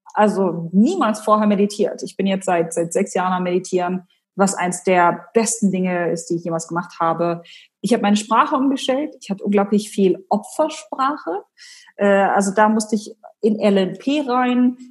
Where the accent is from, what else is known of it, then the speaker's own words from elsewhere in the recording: Hanover, Lower Saxony, Germany; moved away as an adult; also born or lived in Abu Dhabi, United Arab Emirates; Ich komme ursprünglich aus Hannover